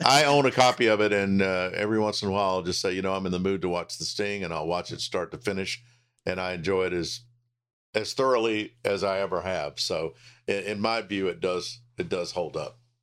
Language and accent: English; Charlotte, North Carolina, United States; I've been blessed to spend all of my career pretty much in my hometown